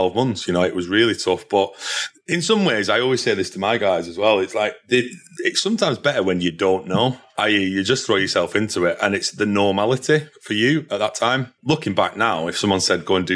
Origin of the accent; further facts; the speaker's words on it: Burnley, North West England, United Kingdom; moved away as an adult; also born or lived in London / Manchester; I was from Burnley originally. There's not a lot of, in terms of industry there. So I knew I had to move out of that area